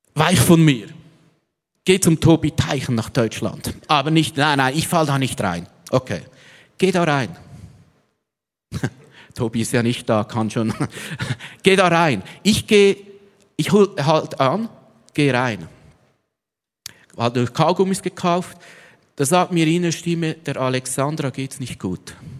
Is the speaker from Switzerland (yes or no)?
yes; Switzerland; als Schweizer